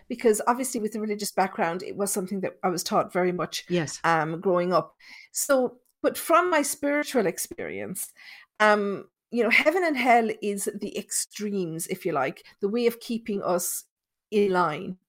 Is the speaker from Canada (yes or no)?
no; Thurles, Munster, Ireland; I'm from Tipperary, and the town where I grew up, it's called Thurles.